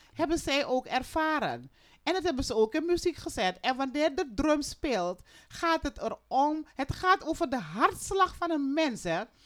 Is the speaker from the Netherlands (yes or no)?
no; Suriname